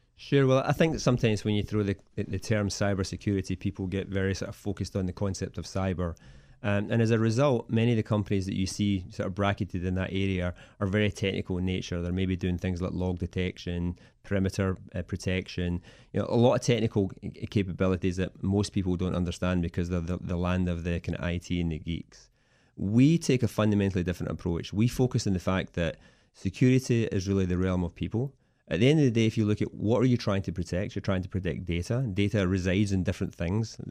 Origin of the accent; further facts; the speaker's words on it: Scotland, United Kingdom; moved away as an adult; now in Washington DC metro area, United States; I originally come from Scotland, uh, and I came over here about seventeen years ago as part of the telecom boom